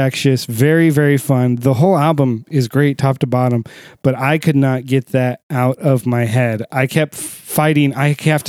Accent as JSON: {"language": "English", "country": "United States", "said": "I'm American"}